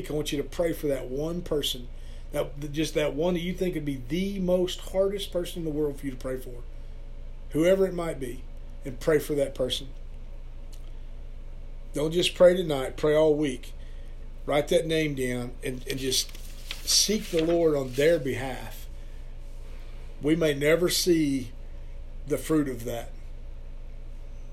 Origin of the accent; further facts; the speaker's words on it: Perkins, Oklahoma, United States; also born or lived in Stillwater; a youth pastor here in my hometown of Perkins